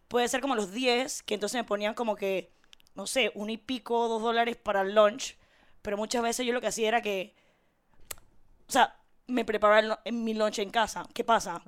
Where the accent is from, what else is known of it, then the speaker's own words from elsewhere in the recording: Panama City, Panama; en mi certificado de nacimiento, yo soy de Curundú